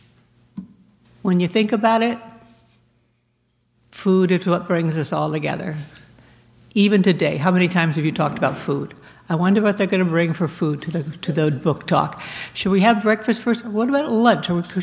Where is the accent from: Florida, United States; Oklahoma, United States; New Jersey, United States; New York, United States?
Florida, United States; moved away; also born or lived in Virginia / North Carolina / Maine / Chicago; I was born in Virginia, raised in Florida, lived in North Carolina for a little while